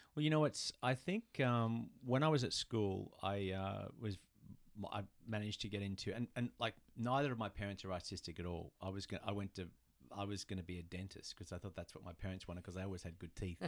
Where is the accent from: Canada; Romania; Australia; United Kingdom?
Australia; moved away as an adult; also born or lived in New York; now in Los Angeles, United States; we're from Australia